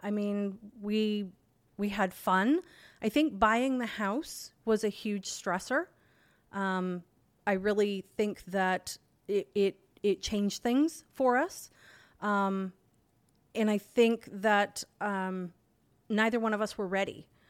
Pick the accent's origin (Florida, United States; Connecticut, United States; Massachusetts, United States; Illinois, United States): Florida, United States; Pinellas County; I'm from Florida. I'm from Pinellas County, Florida. Um, born and raised there.